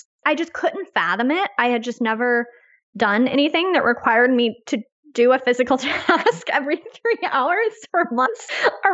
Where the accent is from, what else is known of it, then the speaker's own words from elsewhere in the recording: United States; as an American